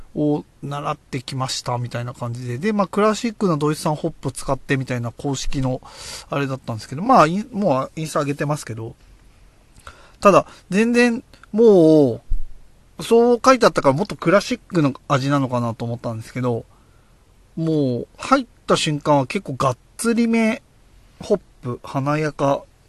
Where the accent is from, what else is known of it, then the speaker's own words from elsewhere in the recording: Oyama, Tochigi, Japan; 僕の地元、栃木県小山市